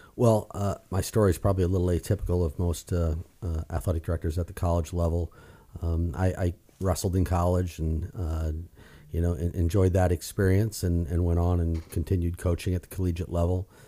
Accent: Iowa, United States; moved away; born and raised in Iowa

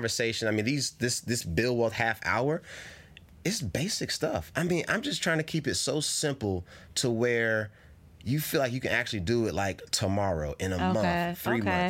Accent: North Carolina, United States; now in California, United States; I'm from North Carolina

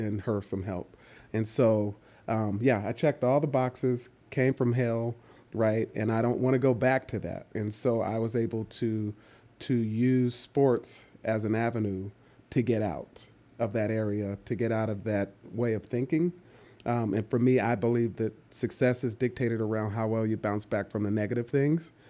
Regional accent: East Palo Alto, California, United States; also born or lived in Atlanta, Georgia; I grew up in East Palo Alto, California, and that's the northern California, the Bay Area

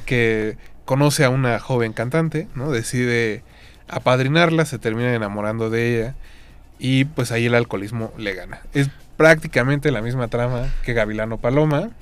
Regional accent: Mexico; como mexicanos compartimos

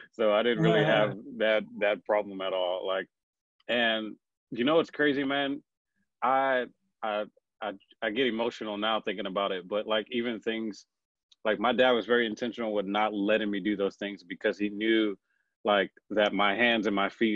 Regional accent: Houston, Texas, United States; born and raised in Houston, Texas

